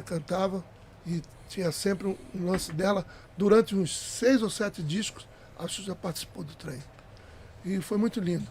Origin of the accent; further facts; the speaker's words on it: Pernambuco, Brazil; moved away; eu cantava frevo em Pernambuco, eu sou pernambucano